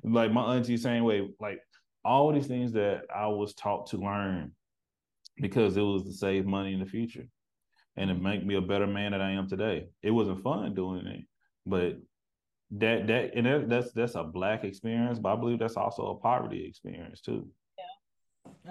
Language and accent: English; Texas, United States; now in Seattle, United States; I'm from the country. I'm from Texas